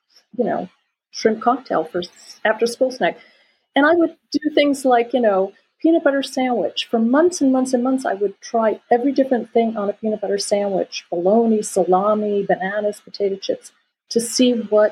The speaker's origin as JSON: {"language": "English", "region": "Florida", "country": "United States", "tie": "born or raised there", "moved": "as an adult", "lives_now": "France", "said": "I grew up on the ocean. I grew up on the Atlantic Ocean. So, and I grew up actually on the Indian River"}